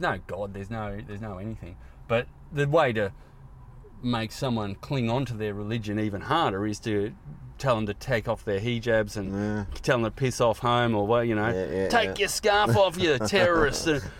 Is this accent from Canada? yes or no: no; Australia; I'm from Australia.